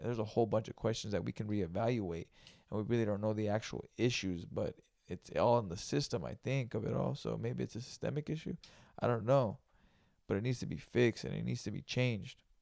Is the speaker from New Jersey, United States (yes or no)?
no; Greenfield, California, United States; moved away; I'm from Greenfield, California, you know, and that's where I grew up